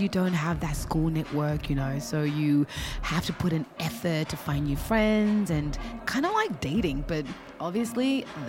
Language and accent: English; Zimbabwe; moved away as an adult; But I'm actually originally from Zimbabwe.